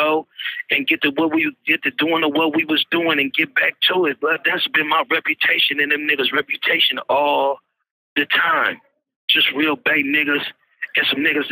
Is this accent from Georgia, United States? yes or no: no; San Francisco, California, United States; I was born in San Francisco, California.